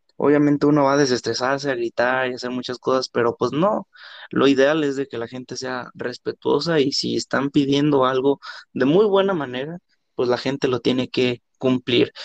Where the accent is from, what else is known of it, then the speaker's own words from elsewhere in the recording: Mexico; los mexicanos que vivimos acá en México